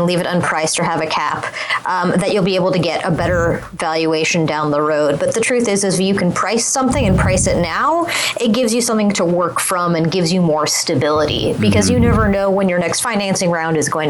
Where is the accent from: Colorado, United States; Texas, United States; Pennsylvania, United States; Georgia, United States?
Colorado, United States; Boulder; I'm from Boulder, so Brad Feld is kind of hometown hero